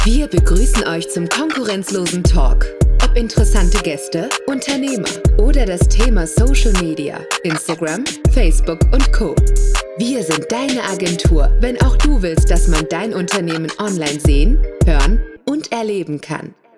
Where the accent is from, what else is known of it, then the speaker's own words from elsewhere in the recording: Speyer, Rhineland-Palatinate, Germany; moved away; komme aus dem wunderschönen Speyer, also ähm, mitten in der Weingegend